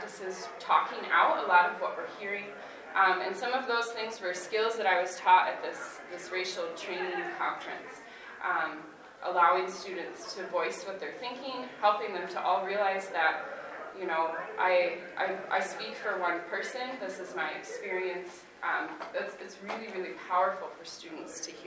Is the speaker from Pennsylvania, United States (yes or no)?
no; Grandville, Michigan, United States; I grew up in Granville, Michigan, and I graduated from the high school that I'm now teaching